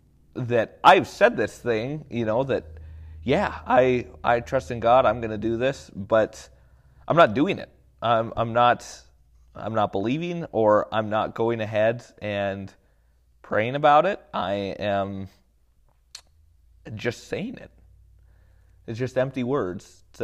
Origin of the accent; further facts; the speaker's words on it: United States; I like to tell people, you know, yes, I'm American.